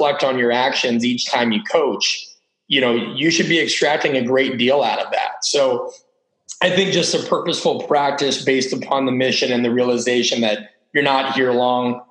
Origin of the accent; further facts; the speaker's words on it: Omaha, Nebraska, United States; I grew up in Omaha, which is about 1 million people.